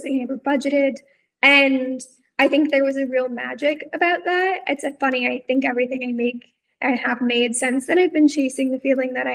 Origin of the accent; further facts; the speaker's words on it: Texas, United States; moved away; I'm from Texas